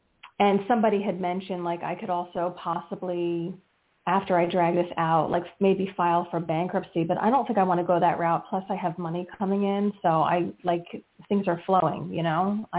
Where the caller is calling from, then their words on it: New Jersey, United States; from New Jersey.